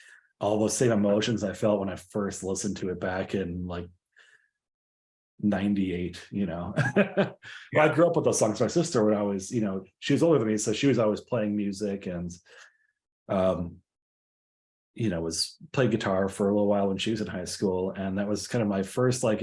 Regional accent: Hartland, Wisconsin, United States; I grew up in the small town of Hartland, Wisconsin, which is about 20-ish miles west of Milwaukee.

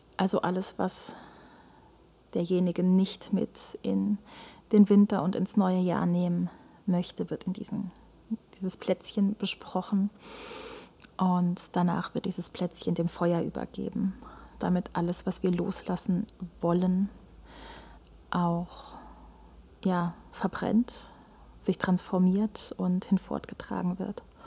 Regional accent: Germany; bei uns in Deutschland

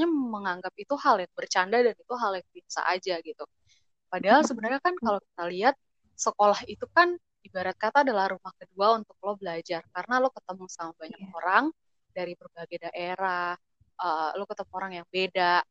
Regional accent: Kupang, East Nusa Tenggara, Indonesia; kayak mereka tuh nggak tahu gitu misalnya gue padahal gue dari Kupang tapi mereka uh, nyapa gue dengan bahasa itu gitu padahal yang yang sebenarnya itu bukan domisili gue sebenarnya gitu

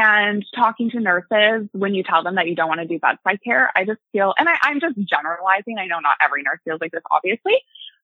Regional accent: Ottawa, Ontario, Canada; I've been born and raised in Ottawa. I've lived here my whole life

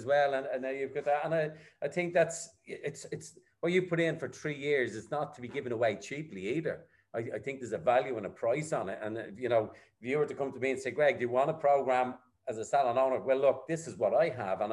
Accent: Dublin, Leinster, Ireland; I'm from the county of Dublin, but I'm a Dub.

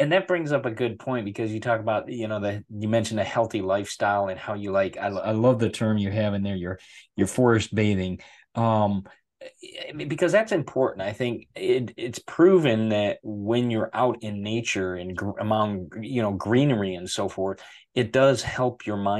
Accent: United States; being American citizen and born here

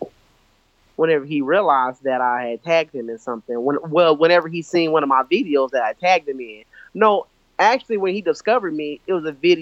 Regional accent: Oklahoma City, Oklahoma, United States; also born or lived in Texas; I was born and raised in Oklahoma.

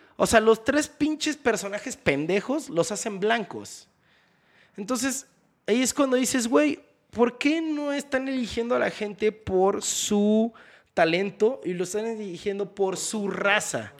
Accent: Houston, Texas, United States; moved away as an adult; now in Mexico; viví y crecí en Houston desde los cinco años.

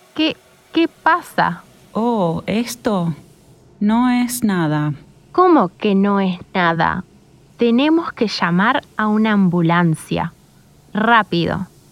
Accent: Montevideo, Uruguay; soy de Montevideo, la capital de Uruguay

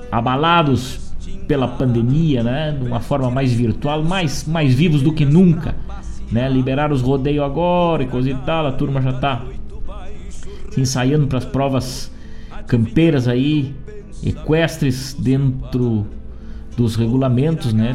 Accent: Rio Grande do Sul, Brazil; Somos gaúchos o ano inteiro

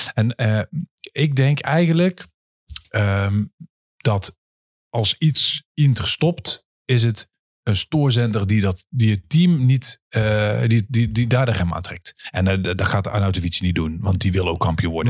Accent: 's-Hertogenbosch, North Brabant, Netherlands; kom ik uit Den Bosch

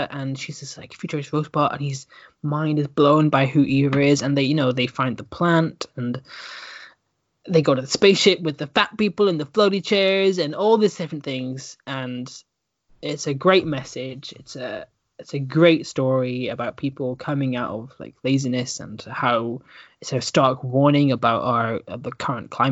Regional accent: Stornoway, Scotland, United Kingdom; moved away; also born or lived in Dudley; my hometown of Stornoway

